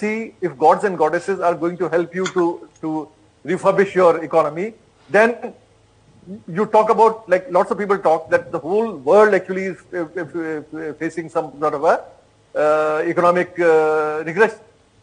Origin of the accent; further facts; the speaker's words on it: India; I speak as an Indian, as a citizen of this country